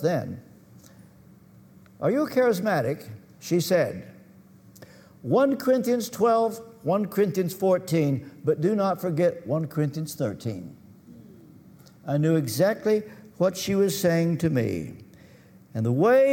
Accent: Kentucky, United States; I come from Kentucky, and our educational system was at the bottom

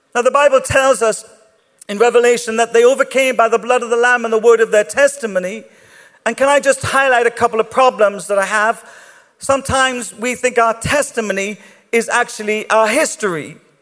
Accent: Ireland; I'm Irish

